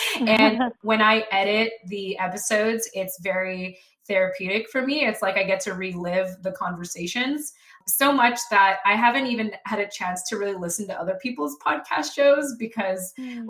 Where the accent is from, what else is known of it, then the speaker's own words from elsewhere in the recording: Philippines; I always like to say that for as long as I'm Filipino, this project will exist.